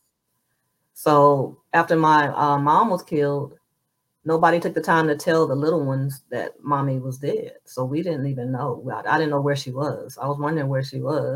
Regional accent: Moss Point, Mississippi, United States; moved away as an adult; I'm from Moss Point, Mississippi, and I'm a number 9 of 12 children

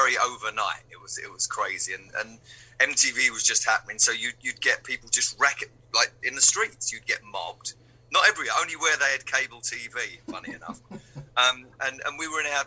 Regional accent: London, United Kingdom; I'm from London

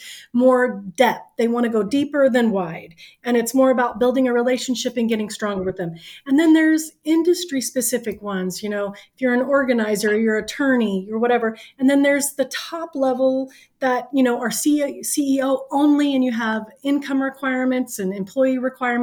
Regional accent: the South, United States; I am from the South

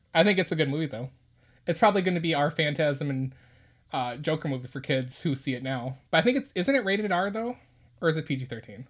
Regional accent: United States; as Americans, we have a religious freedom

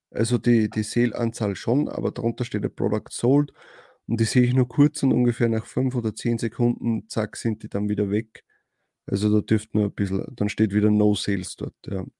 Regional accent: Austria; Bei uns in Österreich

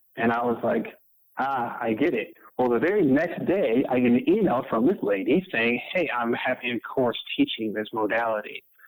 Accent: Detroit, Michigan, United States; I'm originally born and raised in Detroit, Michigan

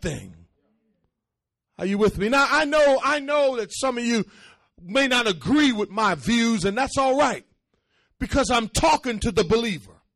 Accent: Boston, Massachusetts, United States; I grew up in Boston at a time when racism still existed, being the only black student in the school. And on top of that, with an accent, and I dressed differently when I came to this country

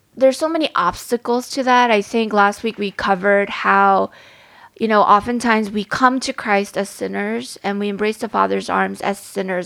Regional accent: New York City, New York, United States; I was growing up in Staten Island.

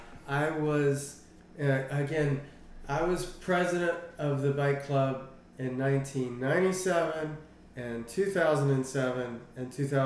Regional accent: Richmond, Virginia, United States; also born or lived in Hanover County, Virginia; I have lived here in Richmond my whole entire life.

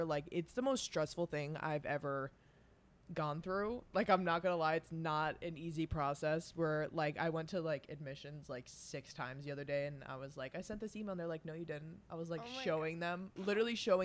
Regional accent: East Coast, New York, United States; we grew up like on the East Coast.

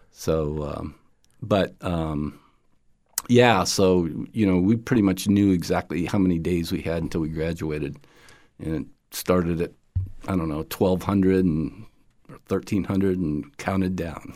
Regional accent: upstate New York, United States; I grew up in the, uh, sixties in, uh, upstate New York

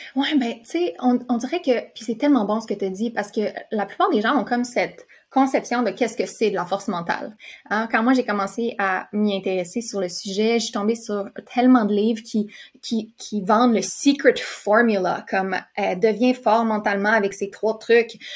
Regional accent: Quebec, Canada; also born or lived in California, United States; je viens de la Californie. Euh, puis mon père, lui, fait que, tu sais, j'ai déménagé au Québec quand j'étais jeune

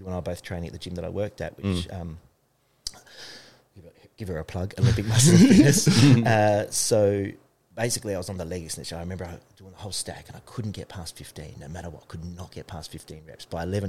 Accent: Hackham, South Australia, Australia; I was a kid from Hackham that had to save that money

